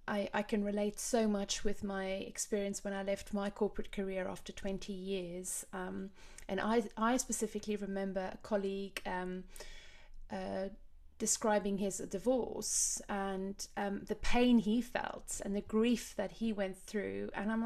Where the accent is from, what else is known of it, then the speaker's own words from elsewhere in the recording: Cape Town, Western Cape, South Africa; now in London, United Kingdom; I had my same culture shock when I moved from Cape Town to London, mm-hmm. Kind of the opposite to you, in the sense that Cape Town is tiny compared to London and, you know, slower and so much more relaxed